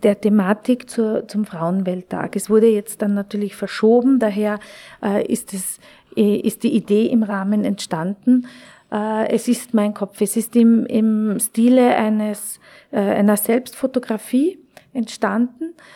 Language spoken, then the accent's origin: German; Klagenfurt, Carinthia, Austria; moved away as an adult; also born or lived in Wolfsberg / Köttmannsdorf; now in Vienna, Austria; ich bin geboren in Wolfsberg, ich bin in Klagenfurt aufgewachsen